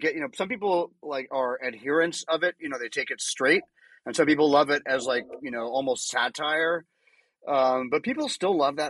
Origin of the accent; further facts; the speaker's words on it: New York, United States; I grew up mostly in New York